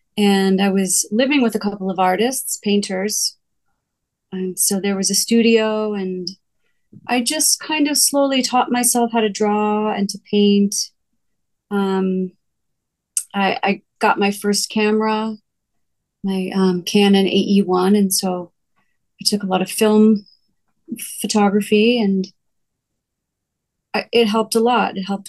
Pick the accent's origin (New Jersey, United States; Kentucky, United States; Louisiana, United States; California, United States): New Jersey, United States; now in Colorado, United States; I didn't really get into it until I graduated college and I moved to Colorado from New Jersey.